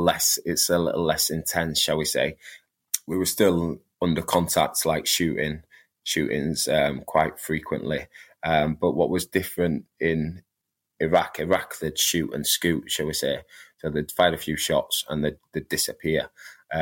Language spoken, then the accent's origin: English; Leeds, Yorkshire and the Humber, United Kingdom; Growing up where I grew up in Leeds, it was quite rough